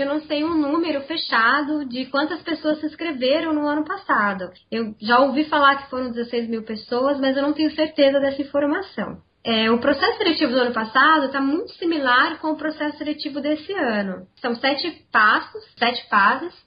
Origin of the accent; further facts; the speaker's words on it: Campinas, São Paulo, Brazil; sou aqui de Campinas, onde eu trabalho